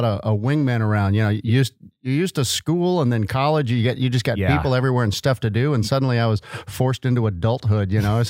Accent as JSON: {"language": "English", "town": "Fort Worth", "region": "Texas", "country": "United States", "tie": "born or raised there", "said": "Yes, sir. Fourth generation."}